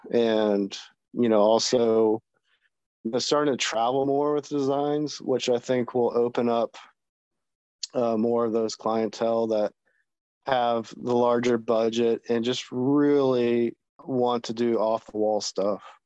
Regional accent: Jacksonville, Florida, United States; now in Virginia, United States; I'm originally from Florida, born in Jacksonville, Florida.

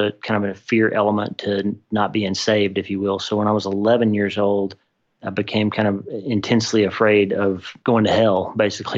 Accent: southeastern Oklahoma, United States; also born or lived in Texarkana, Texas; I was born in Texarkana, Texas, and grew up in southeastern Oklahoma

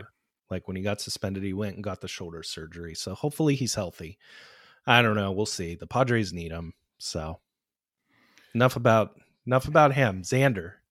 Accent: Pittsburgh, Pennsylvania, United States; moved away; I'm originally from Pittsburgh

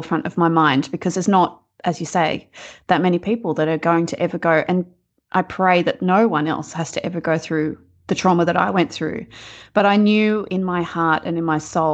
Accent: rural New South Wales, Australia; also born or lived in Box Hill, Melbourne, Victoria; now in Melbourne, Australia; where I actually grew up is rural New South Wales on a farm

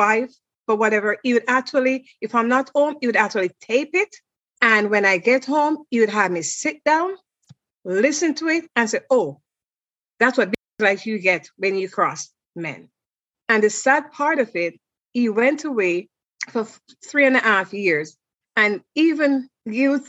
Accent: Jamaica; moved away as an adult; I'm from Jamaica and I was a travel agent at the time.

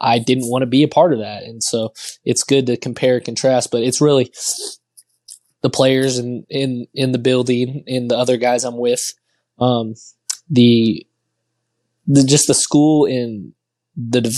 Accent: Texas, United States; I'm from Texas

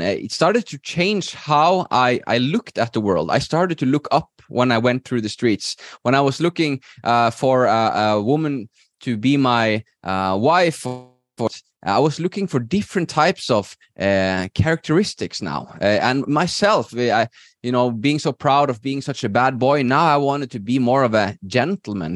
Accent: Norway; moved away as an adult; now in Spain; I'm originally from Norway, I, I live in, in Spain right now with my wife

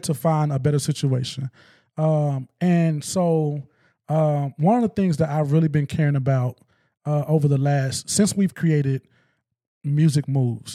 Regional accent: West Memphis, Arkansas, United States; now in Northwest Arkansas, United States; I'm from West Memphis

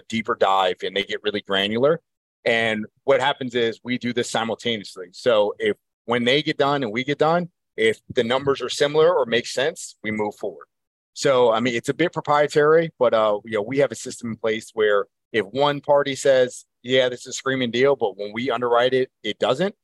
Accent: Baltimore, Maryland, United States; I'm from Baltimore.

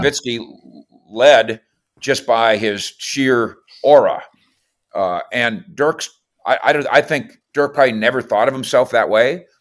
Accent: Minnesota, United States; moved away; I'm originally from Minnesota

